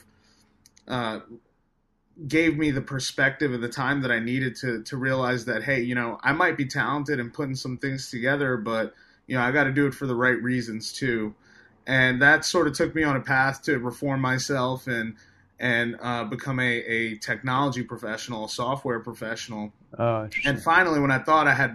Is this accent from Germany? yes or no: no; New York City, New York, United States; I'm from Staten Island, New York. It's currently where I'm at right now, in my home. And, it was definitely a rough experience growing up